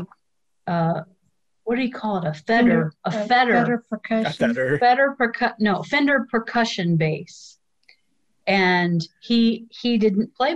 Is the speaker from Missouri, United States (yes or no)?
no; Illinois, United States; moved away; I grew up in Illinois